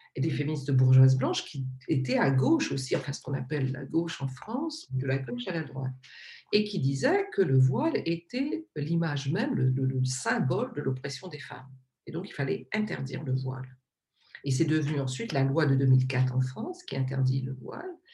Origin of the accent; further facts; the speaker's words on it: Réunion; je suis donc de l'île de la Réunion, je suis réunionnaise